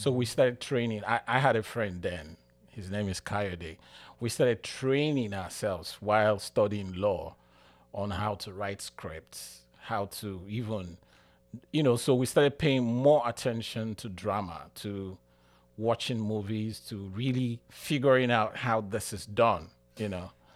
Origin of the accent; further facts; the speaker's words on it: Nigeria; moved away as an adult; now in United States; I'm from Nigeria